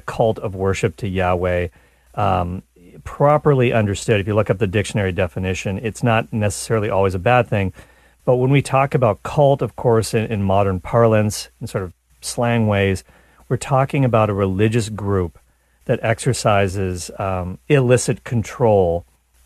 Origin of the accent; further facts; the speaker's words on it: Nova Scotia, Canada; There's a big Mormon community where I grew up in Nova Scotia, Canada